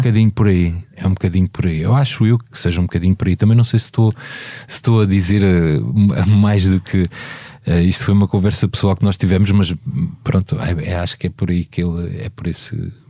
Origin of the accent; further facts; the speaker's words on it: Beja, Alentejo, Portugal; moved away; Eu falo de Beja, que é a minha terra